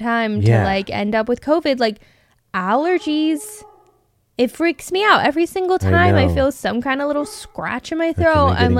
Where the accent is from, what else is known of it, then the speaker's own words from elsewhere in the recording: Arizona, United States; And like, we're from Arizona.